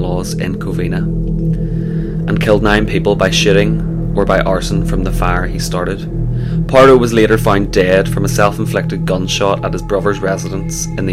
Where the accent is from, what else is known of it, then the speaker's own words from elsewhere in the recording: Northern Ireland, United Kingdom; we're from Northern Ireland